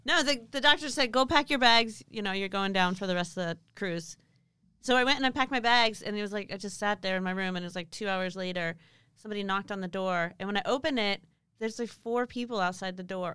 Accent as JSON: {"language": "English", "town": "Pasadena", "region": "California", "country": "United States", "said": "I'm originally from Southern California"}